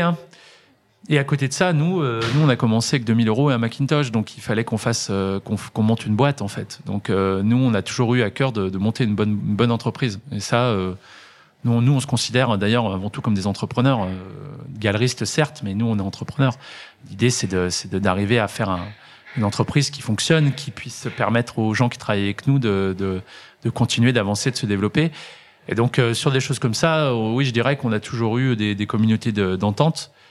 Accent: Villars, Auvergne-Rhône-Alpes, France; j'ai grandi à Villars et je, prenais le bus 17 pour aller au centre-ville de saint etienne voir mes copains.

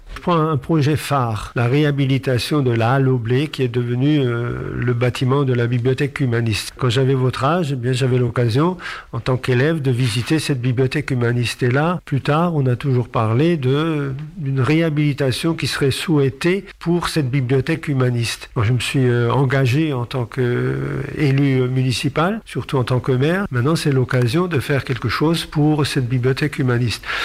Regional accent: Sélestat, Grand Est, France; je suis né à Célestat, j'ai grandi à Célestat

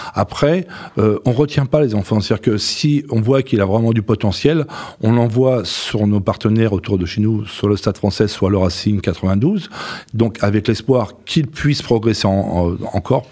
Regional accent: Breton, Brittany, France; en tant que Breton

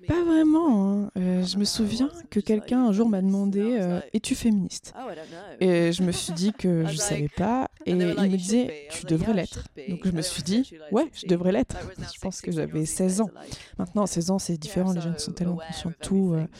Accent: France; je suis française

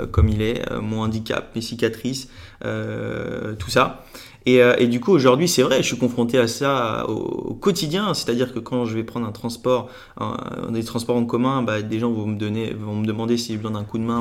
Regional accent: Lunéville, Grand Est, France; J'ai grandi en, Lorraine, à côté de Nancy

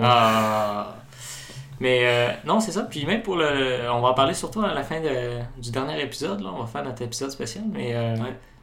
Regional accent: Quebec, Canada; en tant que Québécois

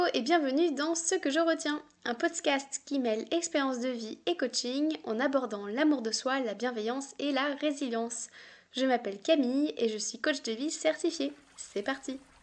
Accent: France; moved away as an adult; now in Ireland; je quitte mon pays natal, la France, pour m'installer en Irlande

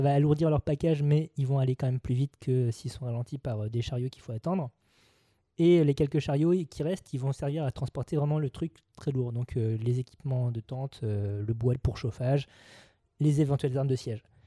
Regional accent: France; chez nous en France

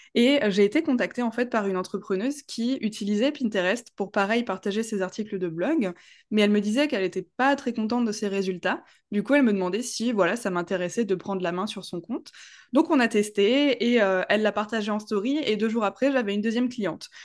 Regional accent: Strasbourg, Grand Est, France; j'ai vingt-huit ans, je viens de Strasbourg

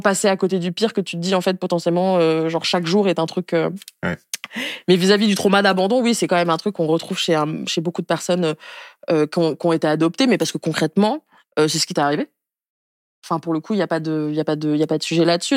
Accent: Niamey, Niger; je suis née au Niger il y a 26 ans, en décembre 1996, dans la capitale qui s'appelle Niamey

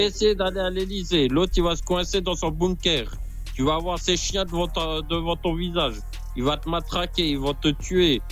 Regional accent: France; Je suis originaire de France, hein, j'habite en France depuis que je suis né.

